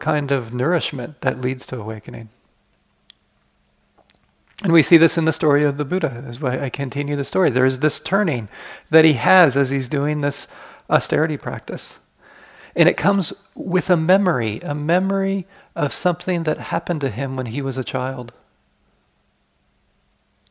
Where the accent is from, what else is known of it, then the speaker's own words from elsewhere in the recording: United States; I grew up in the United States.